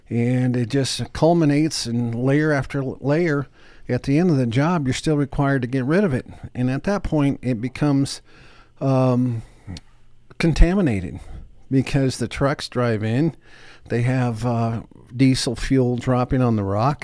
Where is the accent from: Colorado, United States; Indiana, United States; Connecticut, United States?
Colorado, United States; Denver; I grew up here in Denver, and I lived in a very modest home